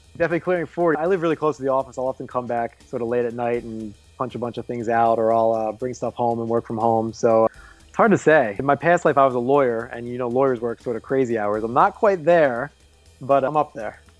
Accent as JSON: {"language": "English", "town": "Philadelphia", "region": "Pennsylvania", "country": "United States", "moved": "yes", "lives_now": "Chicago, United States", "said": "I'm from Philly"}